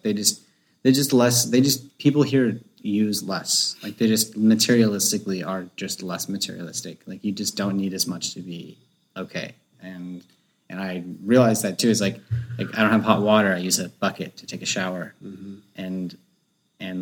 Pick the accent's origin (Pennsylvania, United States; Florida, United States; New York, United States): Florida, United States; North; I'm from North Florida, which is, like, basically Georgia